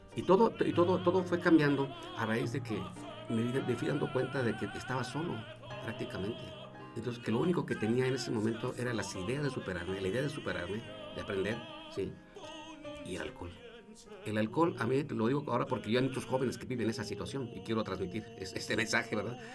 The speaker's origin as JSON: {"language": "Spanish", "town": "Salamanca", "region": "Guanajuato", "country": "Mexico", "also_born_or_lived": "Mexico City, Mexico", "moved": "as an adult", "said": "yo me fui de aquí de, de Salamanca, a los 23 años."}